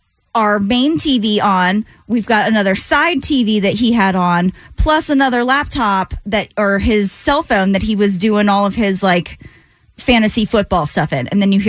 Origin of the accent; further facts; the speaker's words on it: the South, United States; I mean, I was born and raised in the South.